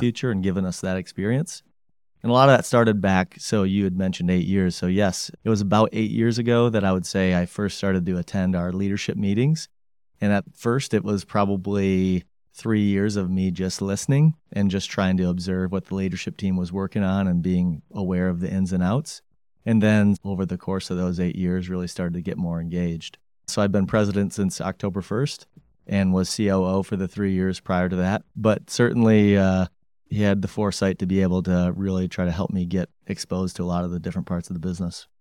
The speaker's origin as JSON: {"language": "English", "town": "Grand Rapids", "region": "Michigan", "country": "United States", "tie": "born or raised there", "also_born_or_lived": "Bloomington, Indiana / Detroit, Michigan", "said": "born and raised in Grand Rapids, Michigan"}